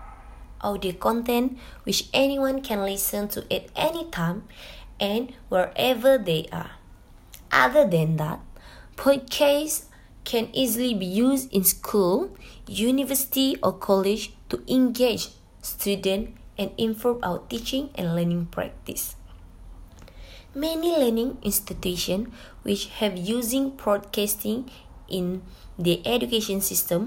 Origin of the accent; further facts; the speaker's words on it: Sabah, Malaysia; English is a second language; I'm 21 years old and I come from Sabah